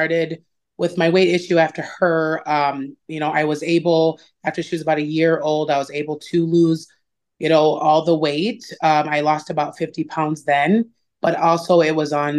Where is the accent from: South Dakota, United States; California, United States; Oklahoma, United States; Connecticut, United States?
South Dakota, United States; Yankton; moved away as an adult; now in Sioux Falls, United States; I am originally from Yankton, moved up to Sioux Falls, been up here since after I graduated